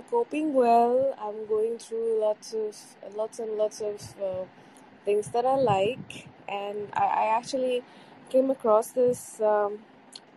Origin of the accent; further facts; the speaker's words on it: Bangladesh; I'm from Bangladesh, by the way, the neighboring country